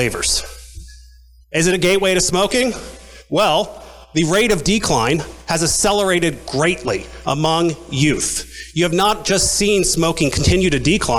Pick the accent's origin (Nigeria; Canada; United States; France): United States; Medford, New Jersey; I'm born and raised in New Jersey, in Medford